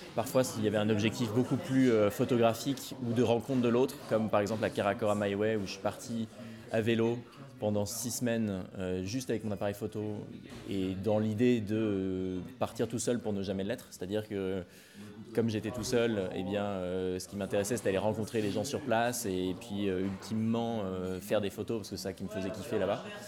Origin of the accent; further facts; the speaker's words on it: Rouen, Normandy, France; je suis de Rouen à l'origine, en Normandie